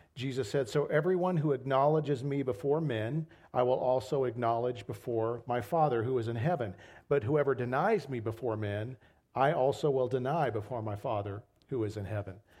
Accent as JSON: {"language": "English", "country": "United States", "said": "as American Christians"}